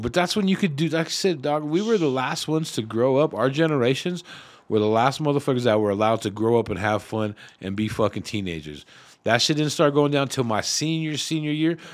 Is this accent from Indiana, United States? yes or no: no; Denver, Colorado, United States; I grew up in the East Side, right there, kinda Swansea